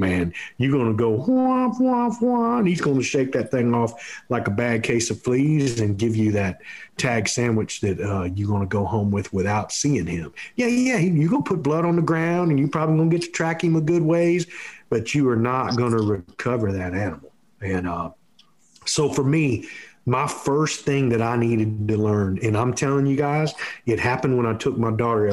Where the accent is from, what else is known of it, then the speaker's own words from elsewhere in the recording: Texas, United States; we grew up here in Texas shooting whitetail deer